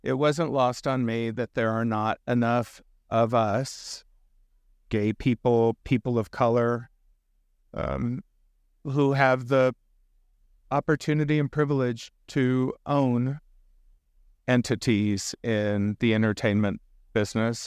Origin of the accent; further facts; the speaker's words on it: South Texas, United States; I was raised in South Texas